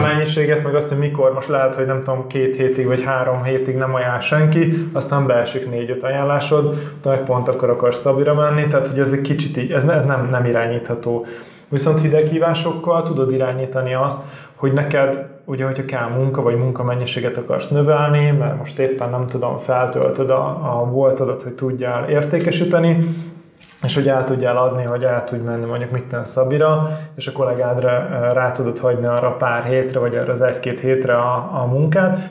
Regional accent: Budapest, Hungary; én Csillaghegyen nőttem föl

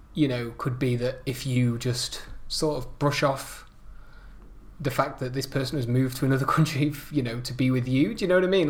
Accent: United Kingdom; now in Netherlands; being British

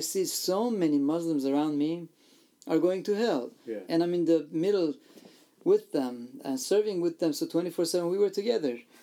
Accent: Iran; I was born and raised in Iran in a persecuted church and family and a country

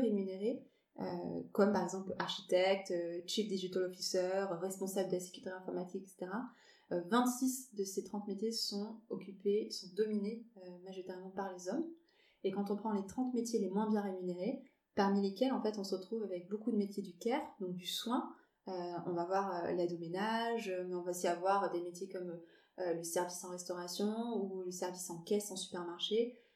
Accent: Bordeaux, Nouvelle-Aquitaine, France; now in Paris, France; je suis bordelaise d'origine, euh, expatriée, j'aime bien dire que je suis bordelaise expatriée à Paris

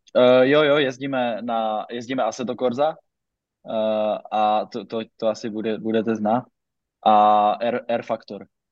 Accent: Zašová, Zlín Region, Czechia; z vesnice, z které pocházím ze Zašové

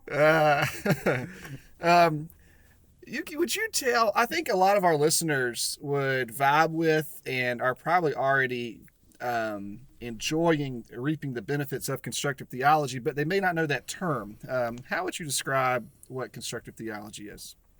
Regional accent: the South, United States; I grew up a Baptist in the South

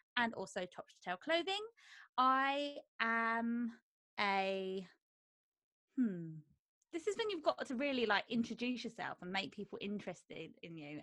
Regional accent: Croydon, London, United Kingdom; I'm from Croydon

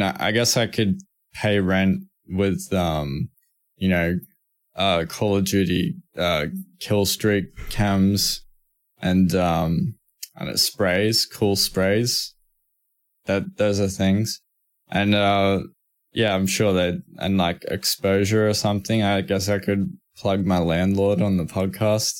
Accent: Australia; accent: Australian; I'm Australian, like, I got, I got Australian accent and everything

